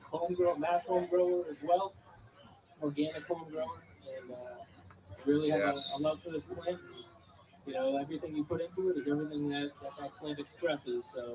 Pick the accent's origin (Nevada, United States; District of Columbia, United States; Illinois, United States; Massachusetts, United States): Massachusetts, United States; Chelmsford; I'm born and raised in Chelmsford, Massachusetts. I was there for 30 years.